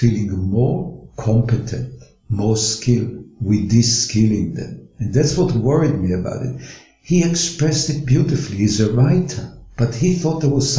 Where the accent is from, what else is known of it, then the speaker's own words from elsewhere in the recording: Israel; moved away as an adult; now in Australia; I was born in Israel